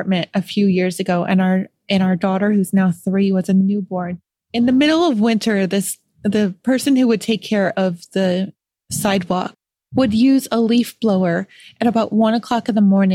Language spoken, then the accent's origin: English; Rochester, New York, United States; moved away; I'm from Western New York myself. I'm from Rochester